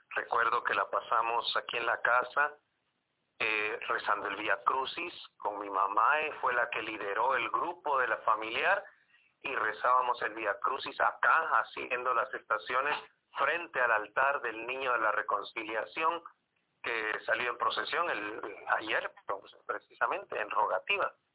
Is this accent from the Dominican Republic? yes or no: no; Guatemala City, Guatemala Department, Guatemala; cuando vivíamos allá en la zona 3, yo vivía a unas dos cuadras de la iglesia